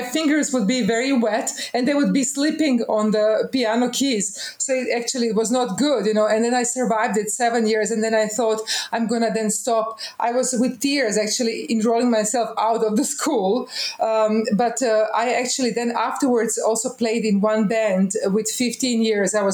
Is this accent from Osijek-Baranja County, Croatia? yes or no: yes; Osijek, Osijek-Baranja County, Croatia; I was born in Osijek. That is one little town in Croatia. Now it used to be ex-Yugoslavia. There I went to kindergarten